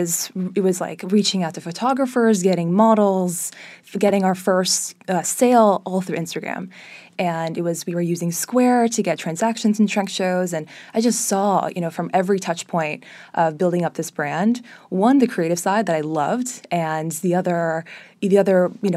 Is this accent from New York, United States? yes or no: no; Miami, Florida, United States; So I was actually born and raised in Miami. My mother is Brazilian, my dad's Israeli. They met in Miami almost 30 or so years ago